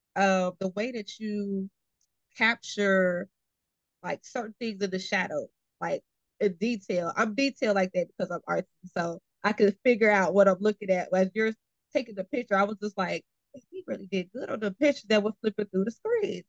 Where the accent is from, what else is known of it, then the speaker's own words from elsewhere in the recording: Austin, Texas, United States; moved away as an adult; now in Houston, United States; I'm originally from Austin, Texas. So um, I came here for college and stayed.